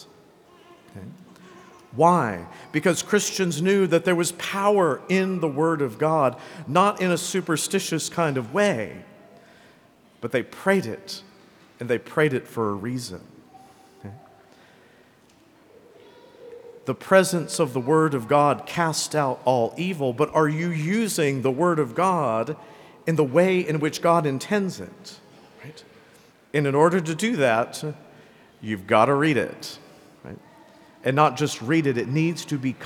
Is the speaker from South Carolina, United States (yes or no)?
yes; Greenville, South Carolina, United States; accent: Southern; as a child, I grew up here in Greenville.